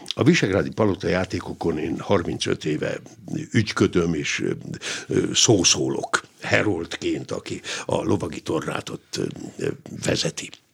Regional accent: Hungary; itt nálunk Magyarországon, hogy mi, mi hogy is élünk

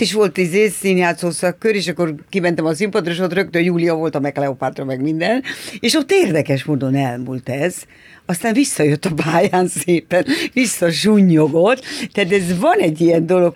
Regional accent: Budapest, Hungary; Én Rákos Csaba új telepen nevelkedtem. És a harmadik kerületben

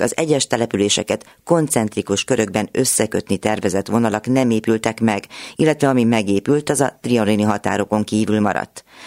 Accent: Cluj-Napoca, Cluj County, Romania; now in Hungary; a szülővárosomból, Kolozsváról

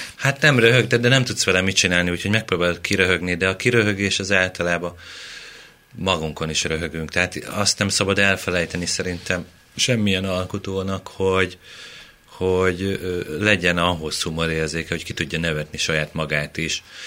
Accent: Mende, Pest, Hungary; Én Mendei vagyok.

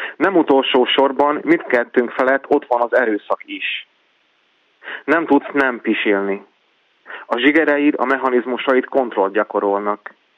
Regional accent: Senta, Vojvodina, Serbia; moved away; also born or lived in Szeged; én Zentán születtem, Zenta az egy olyan város, ahol azért többségében magyarok élnek

